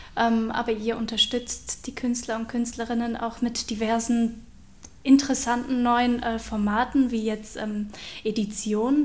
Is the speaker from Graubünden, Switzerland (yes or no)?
no; Aargau, Switzerland; accent: Aargauer Dialekt; also born or lived in near Bern; now in Germany; ich habe einen Aargauer Dialekt